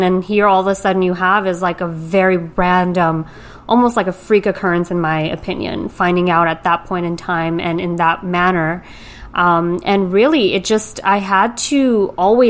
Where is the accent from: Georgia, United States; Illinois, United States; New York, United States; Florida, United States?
New York, United States; New York City; moved away as an adult; now in Greenwich, United States; I am a born and raised New Yorker.